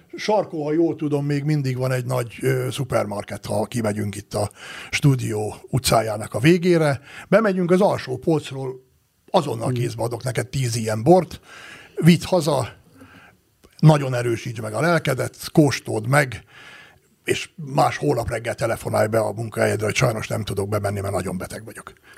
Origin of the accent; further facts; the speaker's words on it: Great Hungarian Plain, Hungary; now in Tokaj region, Hungary; annak a Alföldnek, ahol én születtem, és ahonnan én ide származtam erre a vidékre